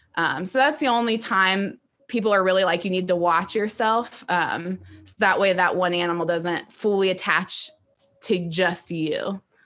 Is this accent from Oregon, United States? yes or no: no; Ohio, United States; I am from Ohio and lived in that area.